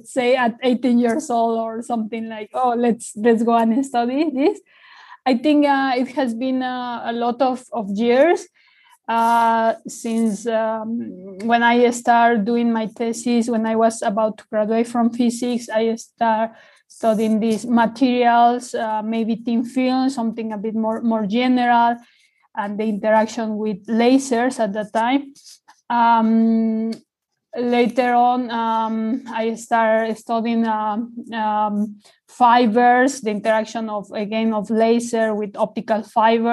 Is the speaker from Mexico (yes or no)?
yes; Mexico; moved away as an adult; now in Australia; I'm from Mexico. I did most of my studies there. I came to Australia to study the PhD